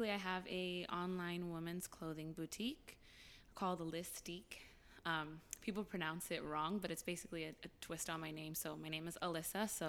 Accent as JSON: {"language": "English", "town": "Glendale", "region": "California", "country": "United States", "tie": "born or raised there", "said": "Yes, I did."}